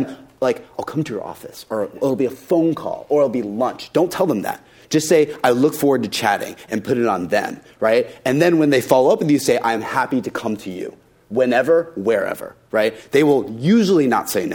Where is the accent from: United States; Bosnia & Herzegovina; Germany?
United States; Tennessee; I was born and raised in Tennessee